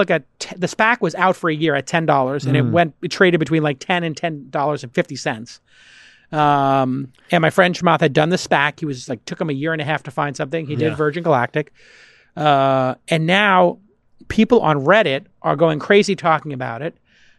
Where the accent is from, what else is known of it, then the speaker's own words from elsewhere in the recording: Brooklyn, New York, United States; Bay Ridge, Brooklyn. Wow. Yeah, that's where I grew up.